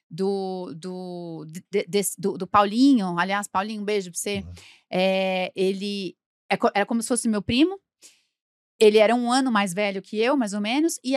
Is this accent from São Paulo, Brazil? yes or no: yes; São Paulo, Brazil; Nasci em Moema e passei a minha vida.